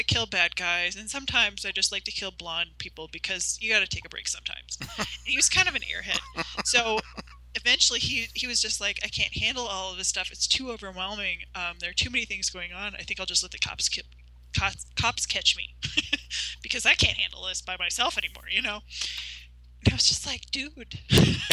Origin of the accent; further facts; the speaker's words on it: South Dakota, United States; I'm from South Dakota, so that's my roots.